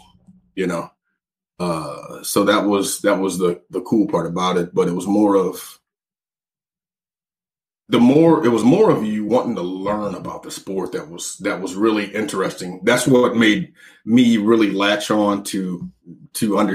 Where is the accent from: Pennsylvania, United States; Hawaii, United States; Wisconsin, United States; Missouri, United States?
Missouri, United States; we're from Missouri, so it's hot